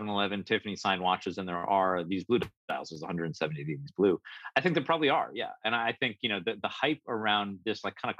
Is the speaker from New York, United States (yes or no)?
yes; New York, United States; as a New Yorker